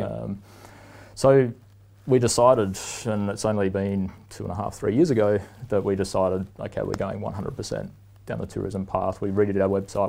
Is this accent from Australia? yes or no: yes; Port Lincoln, South Australia, Australia; moved away as an adult; now in Canada; my hometown of Port Lincoln, mm. over in mm. South Australia